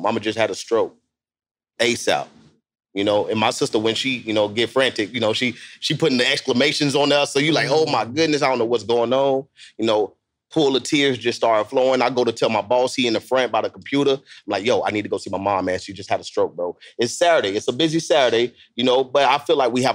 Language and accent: English; Tampa, Florida, United States; I'm from Tampa, Florida